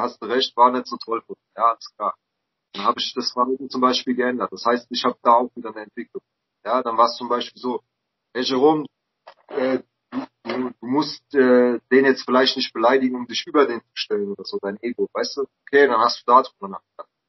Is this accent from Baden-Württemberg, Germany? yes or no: yes; Mannheim, Baden-Württemberg, Germany; ich bin halt in Mannheim aufgewachsen